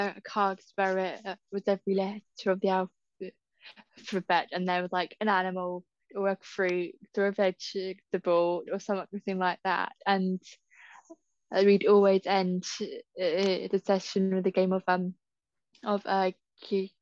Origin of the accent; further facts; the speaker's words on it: Southampton, South East England, United Kingdom; I'm from Southampton